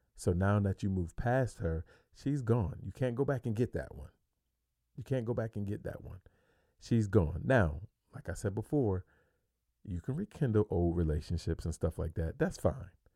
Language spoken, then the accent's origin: English; New York, United States; moved away as an adult; now in Phoenix, United States; I'm from New York. I'm clean across the country.